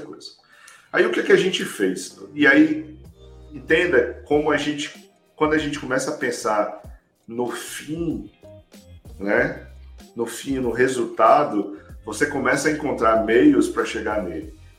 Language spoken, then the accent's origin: Portuguese; Ceará, Brazil; moved away as an adult; also born or lived in Fortaleza / São Paulo; now in Orlando, United States; entre o meu Ceará, que eu sou cearense, morava lá em Fortaleza